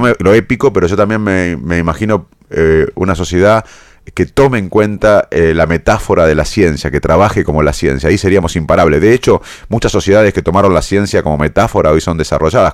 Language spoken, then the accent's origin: Spanish; Salto, Buenos Aires Province, Argentina; moved away; me crié, como sabes, en Salto